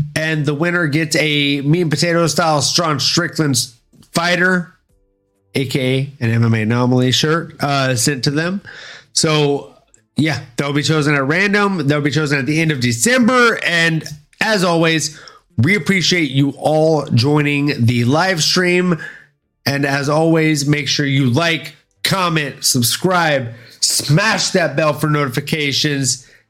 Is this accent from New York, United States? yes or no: no; Louisiana, United States; also born or lived in Florida; I was mostly raised in Louisiana